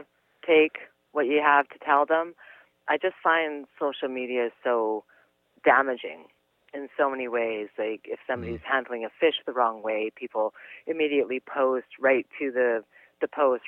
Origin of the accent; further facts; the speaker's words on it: British Columbia, Canada; we're from British Columbia